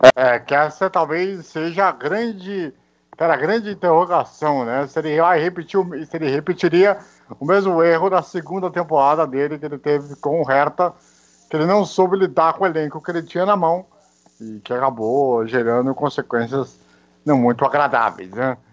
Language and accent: Portuguese; Brazil; como somos brasileiros